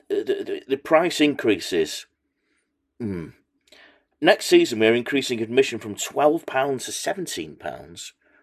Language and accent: English; Macclesfield, North West England, United Kingdom; I'm from Macclesfield.